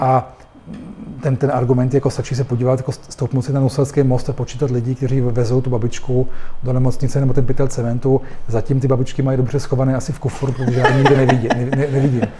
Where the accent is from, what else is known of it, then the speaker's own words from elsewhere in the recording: Vienna, Austria; moved away as an adult; now in Prague, Czech Republic; já jsem vyrostl v Rakousku, ve Vídni, kde jsem už jako dítě jezdil na kole